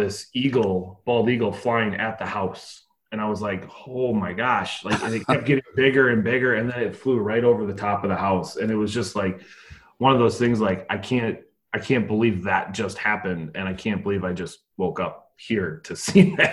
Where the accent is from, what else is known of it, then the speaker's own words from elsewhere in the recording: Minnesota, United States; also born or lived in Northfield, Minnesota / Superior, Wisconsin; now in Two Harbors, United States; I'm originally from Minnesota